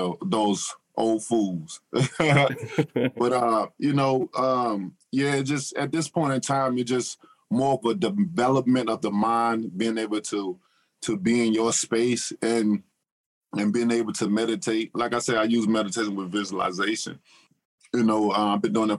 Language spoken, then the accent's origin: English; Tuscaloosa, Alabama, United States; I grew up in Tuscaloosa, Alabama.